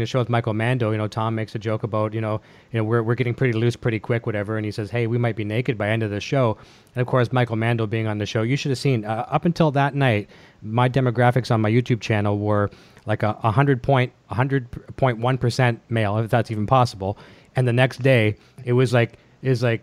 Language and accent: English; Canada; being a Canadian like me